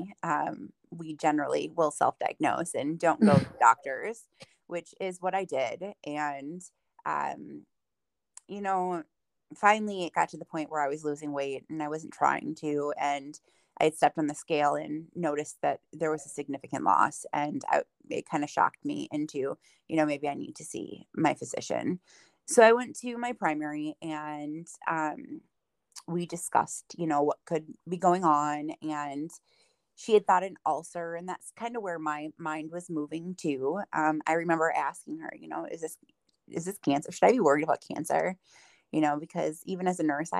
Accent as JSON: {"language": "English", "town": "Dubuque", "region": "Iowa", "country": "United States", "tie": "born or raised there", "moved": "as an adult", "lives_now": "Richland Center, United States", "said": "I was born and raised in Dubuque, Iowa."}